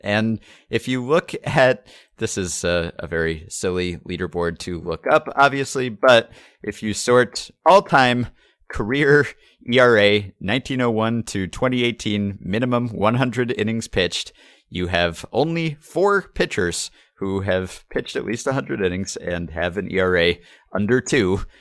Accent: New York, United States; I'm from New York and here we say Mario

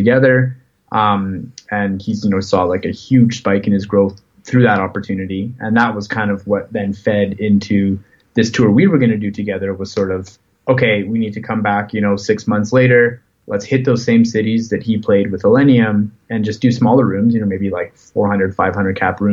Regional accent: Canada; as a Canadian artist

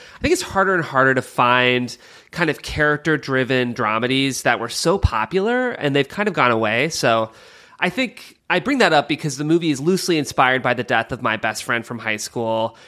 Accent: Cleveland, Ohio, United States; I'm from Cleveland, Ohio

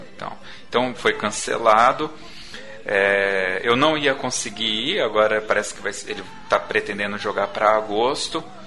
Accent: Brazil; Essa foi a minha visão como brasileiro, como cidadão

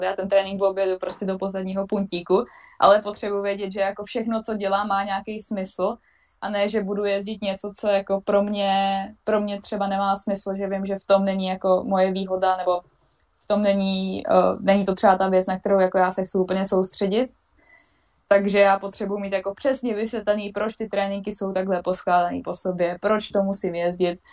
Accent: Vysočina Region, Czechia; moved away as an adult; now in Switzerland; jsem vlastně z Vysočiny

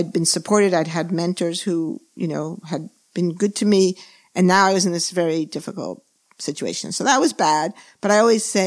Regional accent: New York City, New York, United States; moved away; also born or lived in San Diego / California; I was born and raised in New York

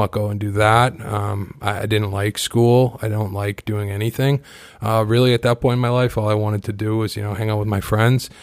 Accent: Kingston, Massachusetts, United States; I grew up on the South Shore. I grew up in Kingston

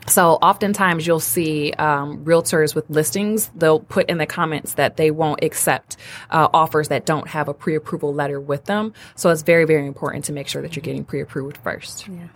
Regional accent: Detroit, Michigan, United States; moved away as an adult; also born or lived in Ann Arbor, Michigan; now in Royal Oak, United States; I'm from Detroit, born and raised on the west

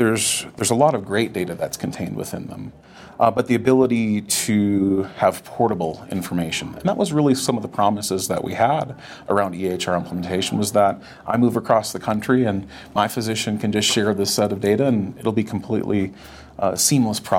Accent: North Dakota, United States; now in Colorado, United States; I grew up in North Dakota

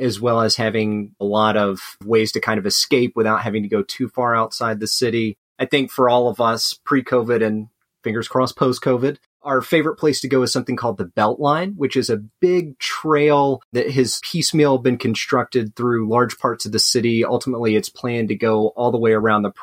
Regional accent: Alabama, United States; moved away as an adult; now in Atlanta, United States; I'm originally from Alabama. I did both my undergrad and med school there

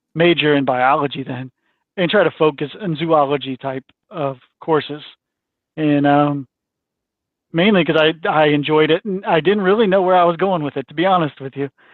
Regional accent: St. Louis, Missouri, United States; I grew up in St. Louis.

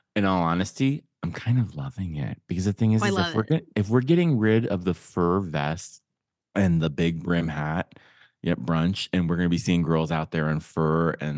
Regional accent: Youngstown, Ohio, United States; even coming from like a big Puerto Rican family, like the thing is it's so, and like, and I'm from Youngstown. And so it's like very much parallel with all my Italian friends growing up.

